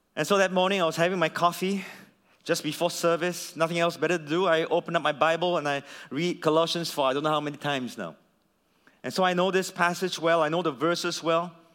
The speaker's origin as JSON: {"language": "English", "country": "Singapore", "said": "as a Singaporean"}